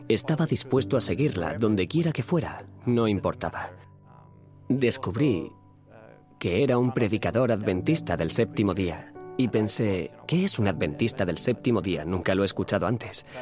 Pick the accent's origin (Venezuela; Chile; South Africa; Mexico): South Africa; Nelspruit, Mpumalanga; nací en Sudáfrica en la ciudad de Nelspruit, cerca del Parque Nacional Kruger